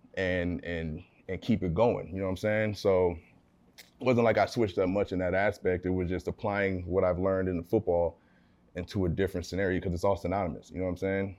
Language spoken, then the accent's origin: English; California, United States; also born or lived in Abilene, Texas; raised in California my family's out here